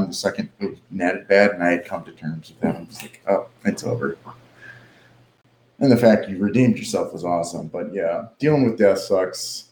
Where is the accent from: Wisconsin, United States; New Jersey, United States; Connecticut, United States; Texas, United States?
Wisconsin, United States; Milwaukee; now in Austin, United States; I am from Milwaukee